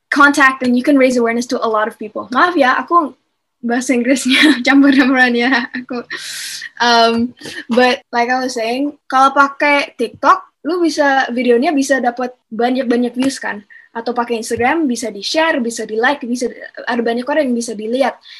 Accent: Jakarta, Indonesia; Canadian mama gue dari Kanada uh, bapak gue dari Bali uh, tapi I live in Jakarta tinggal di Jakarta udah 16 tahun sih

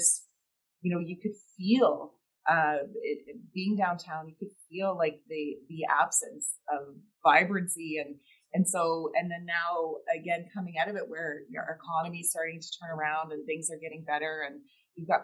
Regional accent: Halifax, Nova Scotia, Canada; also born or lived in Cape Breton, Nova Scotia / Dartmouth, Nova Scotia; I grew up in Nova Scotia, and, you know, I was born in Cape Breton and that family there, and grew up in Halifax, Dartmouth

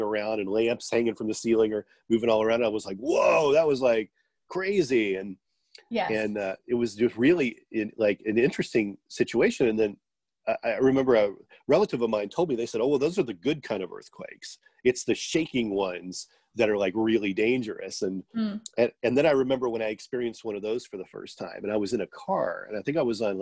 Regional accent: Midwest, United States; growing up in the Midwest

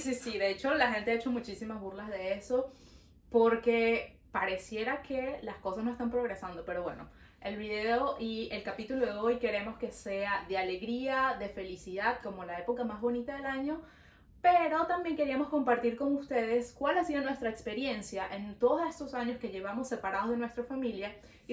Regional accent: Venezuela; now in Montreal, Canada; Nosotras somos dos amigas venezolanas viviendo en Montreal

